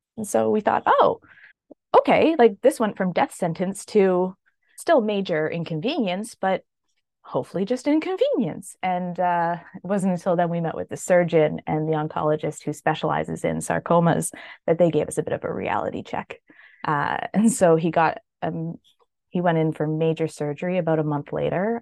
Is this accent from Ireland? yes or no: no; Canada; also born or lived in British Columbia; I am Canadian, living in British Columbia